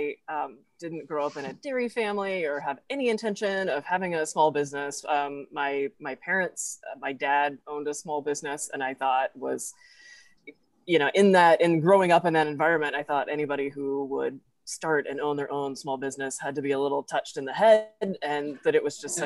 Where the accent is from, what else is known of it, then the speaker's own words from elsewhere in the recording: Fayetteville, Arkansas, United States; I'm actually from Fayetteville and live in Fayetteville